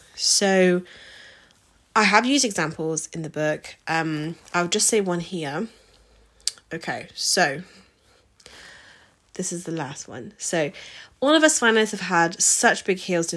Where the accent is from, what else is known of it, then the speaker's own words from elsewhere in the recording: United Kingdom; So we are British